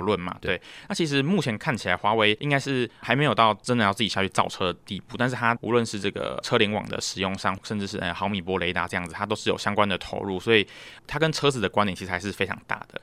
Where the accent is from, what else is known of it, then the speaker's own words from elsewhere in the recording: Taiwan; 台湾来的